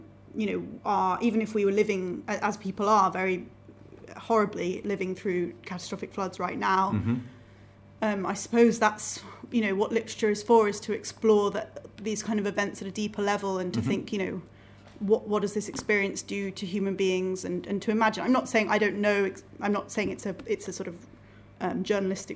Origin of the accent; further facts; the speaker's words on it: Cambridge, East of England, United Kingdom; also born or lived in Manchester; I feel like I'm from Cambridge because mm-hmm. I've lived in Cambridge for the vast majority of my life